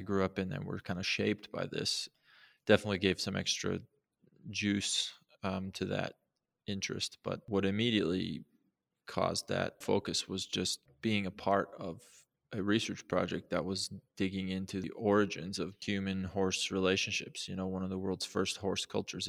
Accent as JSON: {"language": "English", "region": "Montana", "country": "United States", "tie": "born or raised there", "said": "I grew up in Montana"}